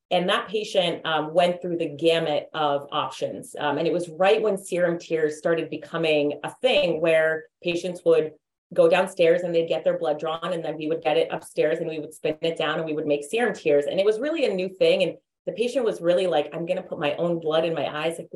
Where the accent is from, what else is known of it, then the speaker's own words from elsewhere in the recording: Massachusetts, United States; So I grew up outside of Boston, Massachusetts. I know I don't have as thick of an accent um, as one would expect, but I think pharmacy school took that out of me.